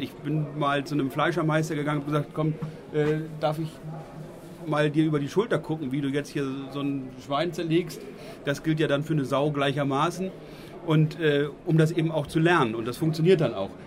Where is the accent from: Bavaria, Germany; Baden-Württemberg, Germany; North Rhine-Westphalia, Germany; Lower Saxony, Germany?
Lower Saxony, Germany; Eastern; Bei uns in Ostniedersachsen